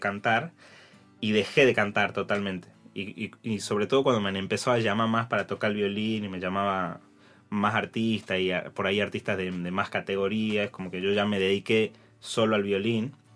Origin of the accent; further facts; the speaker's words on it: Tucumán, Argentina; cantaba en peñas y cantaba en bares ahí en Tucumán, en mi pueblo